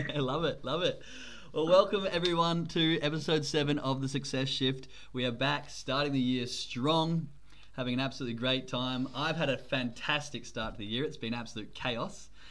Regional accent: Australia; accent: Australian; now in Germany

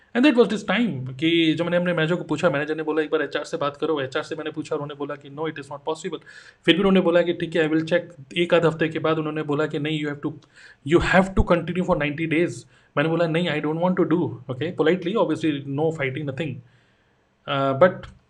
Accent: Dehradun, Uttarakhand, India; moved away as an adult; now in Noida, India; मैं देहरादून से बिलोंग करता हूँ अभी मैं नोएडा में हूँ

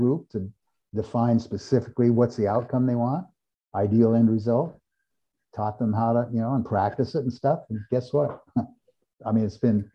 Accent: Eugene, Oregon, United States; I grew up in Eugene, Oregon, home of the University of Oregon

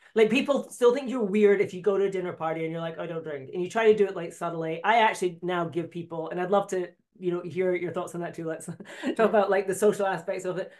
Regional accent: Scotland, United Kingdom; I'm Scottish

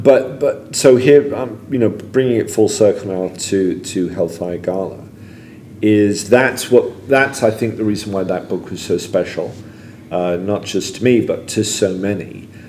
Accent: England, United Kingdom; You know, I was an American kid growing up in England.

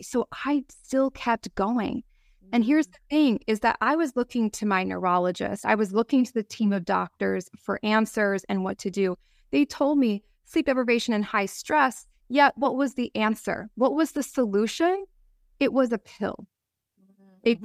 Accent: Wisconsin, United States; I grew up in the Midwest. Mm-hmm. I in in Wisconsin

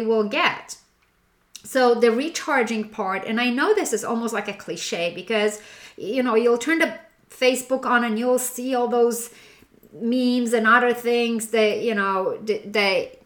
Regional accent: Poland; moved away; being born and raised in Poland

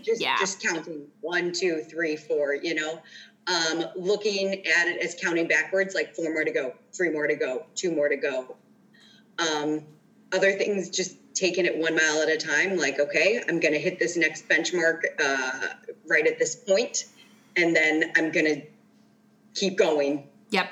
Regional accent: Chicago, Illinois, United States; I grew up in the Chicagoland area

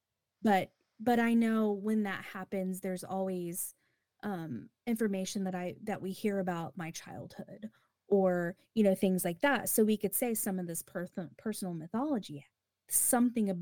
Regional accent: United States; Because I'm an American.

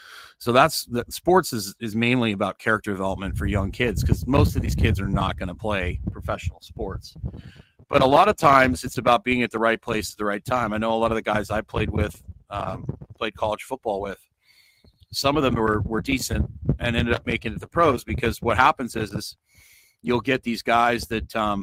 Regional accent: Canada; moved away as an adult; now in Nicaragua; I'm Canadian as well

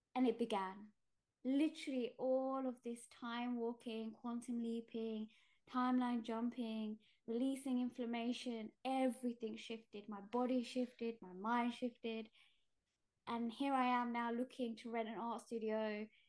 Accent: London, United Kingdom; born in East London as a British Indian

